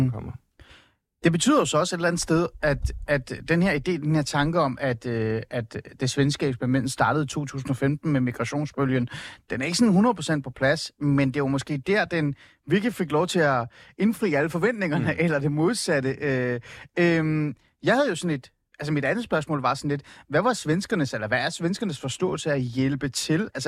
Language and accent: Danish; Iran; now in Denmark; Øh, jeg er jo oprindeligt fra Iran. Jeg kom til Danmark øh, i 88. Jeg kom mm. på baggrund af Iran-Irak-krigen.